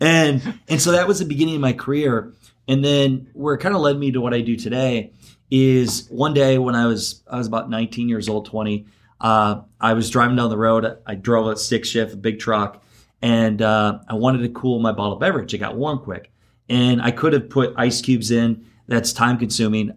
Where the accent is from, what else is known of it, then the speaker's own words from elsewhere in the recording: Garnavillo, Iowa, United States; I'm from Iowa, uh, originally born and raised in Northeast Iowa, Garnavillo.